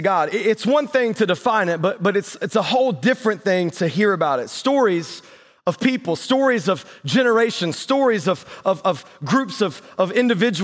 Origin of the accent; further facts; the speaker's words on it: North Carolina, United States; moved away; I grew up in North Carolina, and so we just got like paved roads and bathrooms down there